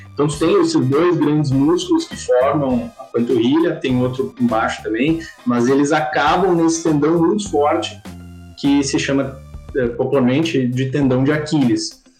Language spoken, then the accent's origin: Portuguese; Porto Alegre, Rio Grande do Sul, Brazil; Sou de Porto Alegre, nascido e criado